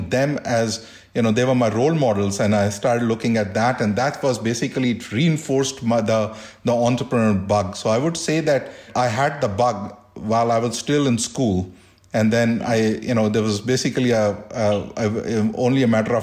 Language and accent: English; India; moved away as an adult; also born or lived in Delhi; now in United States; growing up in India